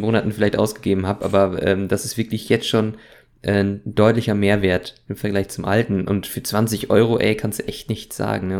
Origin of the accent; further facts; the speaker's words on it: Germany; als gebürtiger Deutscher